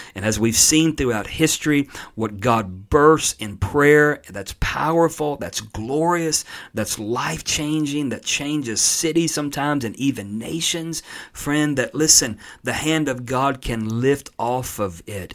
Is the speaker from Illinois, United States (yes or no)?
no; Pensacola, Florida, United States; my hometown of Pensacola, Florida, place I was born